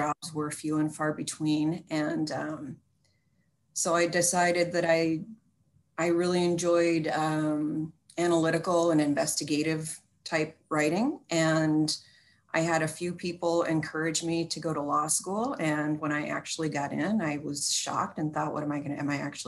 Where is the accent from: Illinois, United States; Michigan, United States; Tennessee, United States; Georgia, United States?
Michigan, United States; Flint; now in Portland, United States; I grew up in Flint, Michigan